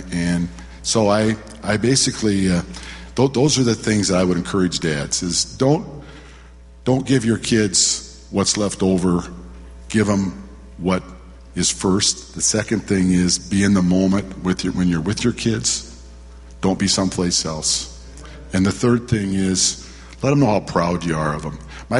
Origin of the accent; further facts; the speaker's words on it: Waterloo, Iowa, United States; now in Minneapolis, United States; And in 1955, we moved to Minneapolis from Waterloo, Iowa. And my dad had the courage to take take his family to a new place and a new life.